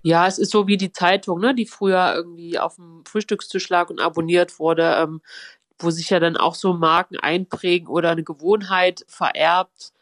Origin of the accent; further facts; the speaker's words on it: Halle, Saxony-Anhalt, Germany; ich bin in Halle geboren und aufgewachsen